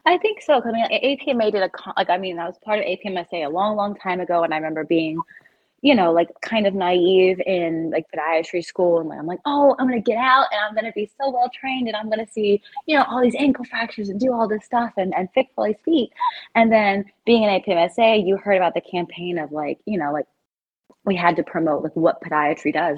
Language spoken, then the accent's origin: English; South Carolina, United States; moved away as an adult; also born or lived in Miami / Chicago; now in New Jersey, United States; I'm from South Carolina originally